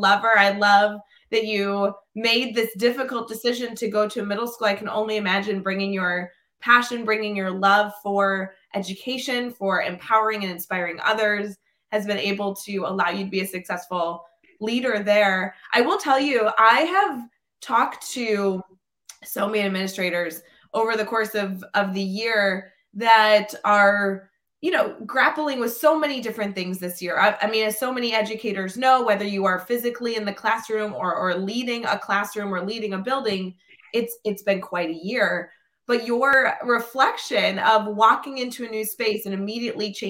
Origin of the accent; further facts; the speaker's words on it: Glenview, Illinois, United States; I grew up in Glenview